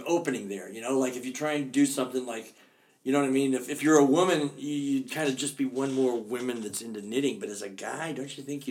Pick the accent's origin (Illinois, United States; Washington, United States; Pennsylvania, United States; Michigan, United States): Washington, United States; Seattle; People oftentimes, if they find out I'm from Seattle, they say, hey, what's cool to see in Seattle?